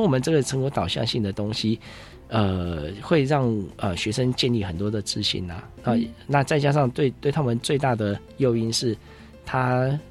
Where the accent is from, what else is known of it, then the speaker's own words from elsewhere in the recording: Taipei, Taiwan; 我小时候爸爸妈妈都时常带我到植物园 还有科学教育馆这边来看一些科普的东西，嗯。啊，接触，呃，接触一些自然的东西，有些在台北很难接触到的